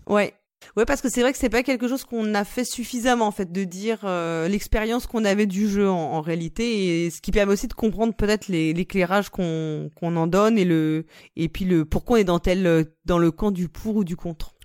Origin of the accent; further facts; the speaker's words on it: France; on est français